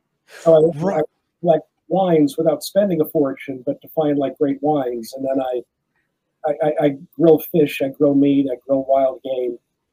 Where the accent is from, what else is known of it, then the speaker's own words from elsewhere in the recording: Los Angeles, California, United States; moved away as an adult; also born or lived in France; I was a Jew from Crenshaw.